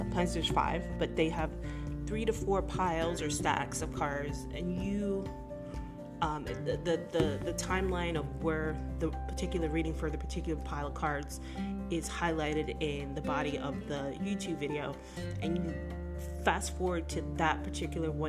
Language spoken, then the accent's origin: English; United States; as an American